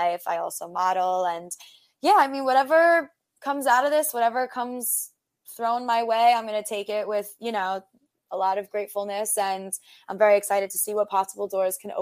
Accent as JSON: {"language": "English", "region": "New York", "country": "United States", "said": "We're both from New York"}